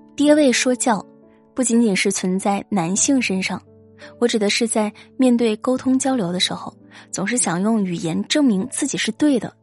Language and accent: Chinese; Guangdong, China; 我是潮汕人，估计大部分出生在潮汕家庭的孩子都会有明显的感觉